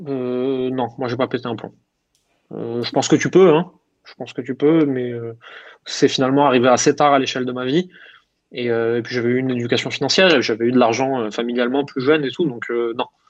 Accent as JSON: {"language": "French", "area": "Alsace", "region": "Grand Est", "country": "France"}